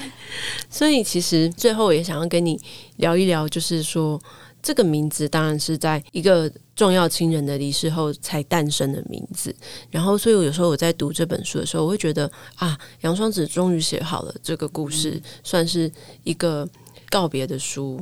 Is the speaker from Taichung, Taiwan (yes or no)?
yes; Taichung, Taiwan; 他就知道我台中人的时候